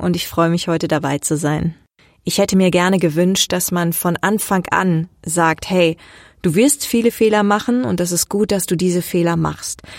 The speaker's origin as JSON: {"language": "German", "town": "Leer", "region": "Lower Saxony", "country": "Germany", "moved": "as an adult", "lives_now": "Hamburg, Germany", "said": "Ursprünglich komme ich aus Leer Ostfriesland und lebe seit circa 15 Jahren in Hamburg"}